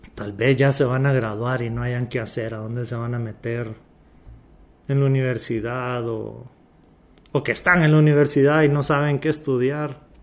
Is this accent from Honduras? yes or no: yes; Honduras; Somos hondureños